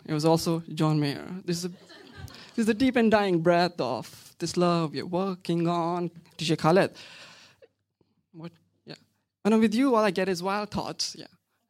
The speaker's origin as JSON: {"language": "English", "town": "Pattaya", "region": "Chonburi", "country": "Thailand", "tie": "born or raised there", "said": "She grew up in Sharjah in the UAE. I grew up in Pattaya in South Thailand."}